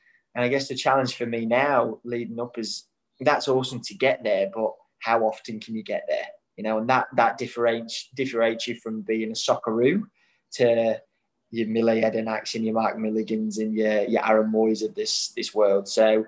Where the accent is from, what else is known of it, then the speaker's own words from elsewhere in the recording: Australia; And obviously growing up in Australia, you got your, hey, girl, mate, you all right?